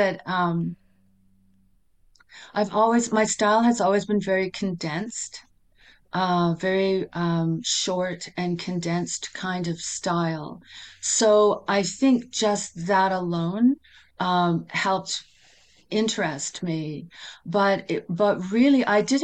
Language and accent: English; Vancouver, British Columbia, Canada; moved away as an adult; now in Yukon, Canada; I grew up in Vancouver, moved to the Yukon in 1991